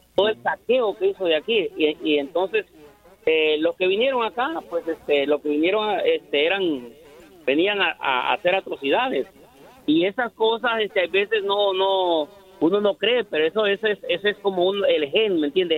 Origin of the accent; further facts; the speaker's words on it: Honduras; yo soy de Honduras